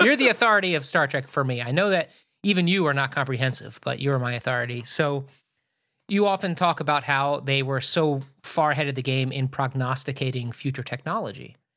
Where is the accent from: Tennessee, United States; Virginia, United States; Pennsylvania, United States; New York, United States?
Pennsylvania, United States; Philadelphia; born or raised there